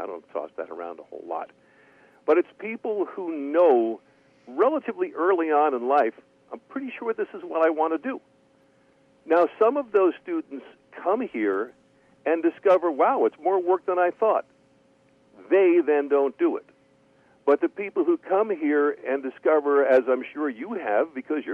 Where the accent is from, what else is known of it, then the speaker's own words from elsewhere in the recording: Bergen County, New Jersey, United States; also born or lived in Queens, New York; I grew up in suburban New York, in Bergen County, New Jersey. I was born in Queens, and we moved over to Jersey when I was five.